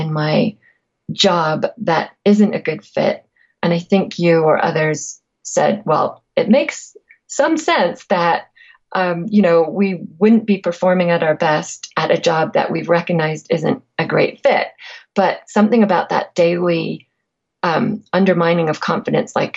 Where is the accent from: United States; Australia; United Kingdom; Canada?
United Kingdom; England; I'm also from England, where people don't tend to talk freely about passion very much every day.